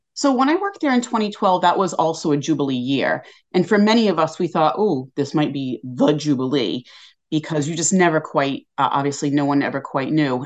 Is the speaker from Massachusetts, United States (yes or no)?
yes; Westport, Massachusetts, United States; moved away as an adult; also born or lived in England; from about twenty minutes away in Westport, Mass